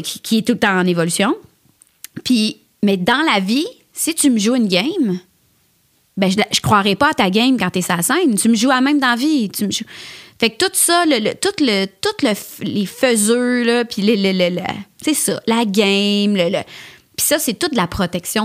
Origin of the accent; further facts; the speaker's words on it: L'Assomption, Quebec, Canada; also born or lived in Montreal; je viens de l'Assomption, c'était à 30-35 minutes